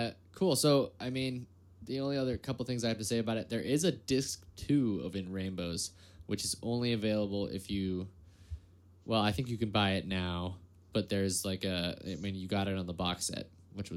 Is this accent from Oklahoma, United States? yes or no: no; Bay Area, California, United States; I grew up in the Bay Area like during the dot-com crash